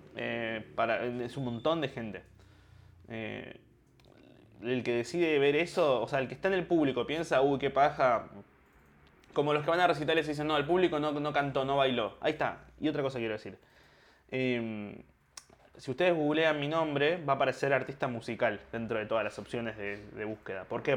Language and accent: Spanish; Argentina; yo soy argentino